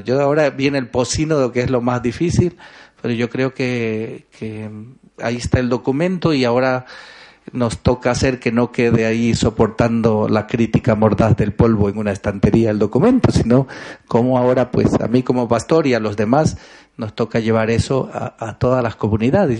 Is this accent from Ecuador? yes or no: yes; Ecuador; soy ecuatoriano